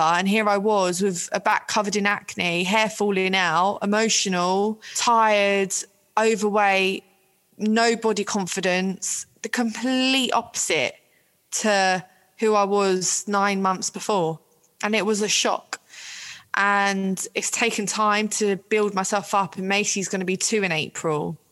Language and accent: English; London, United Kingdom; I'm from Ealing in West London.